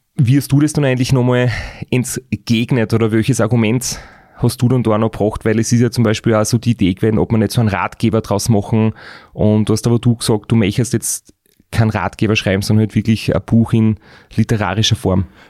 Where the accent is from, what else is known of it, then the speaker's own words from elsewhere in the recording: Austria; bei uns in Österreich